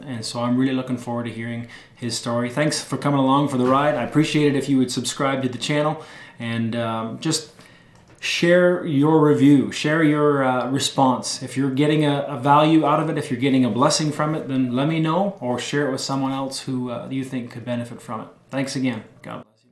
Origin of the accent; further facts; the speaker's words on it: Ontario, Canada; I was born and raised here in Ontario, Canada